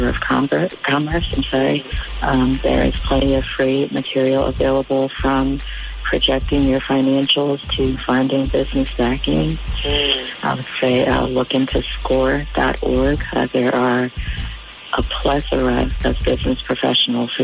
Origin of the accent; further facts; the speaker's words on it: New York City, New York, United States; moved away as an adult; also born or lived in Durham, North Carolina; growing up in New York City